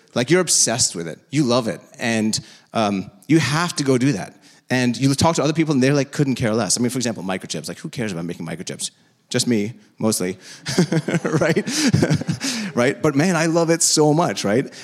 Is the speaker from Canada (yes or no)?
no; India; now in United States; I'm from India.